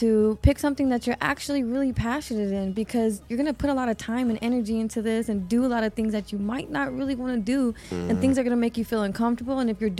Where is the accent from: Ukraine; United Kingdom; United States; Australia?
United States; Texas; moved away as an adult; now in Las Vegas, United States; I was from Texas, didn't know nobody, right?